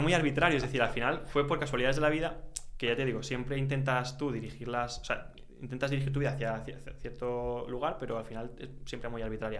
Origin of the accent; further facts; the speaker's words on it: Valencia, Valencian Community, Spain; also born or lived in England / Netherlands; me volví a Valencia, que es de donde yo soy